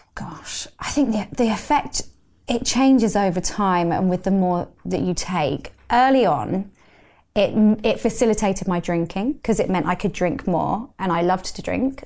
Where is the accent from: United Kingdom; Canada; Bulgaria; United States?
United Kingdom; London; I grew up in London